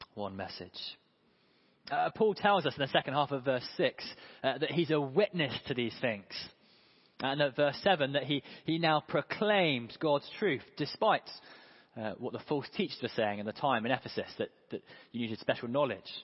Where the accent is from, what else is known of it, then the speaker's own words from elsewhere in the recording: United Kingdom; also born or lived in Hove; we're in Hove and we're British